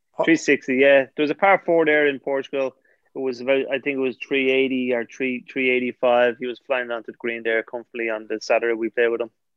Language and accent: English; Bray, Leinster, Ireland; I'm from Bray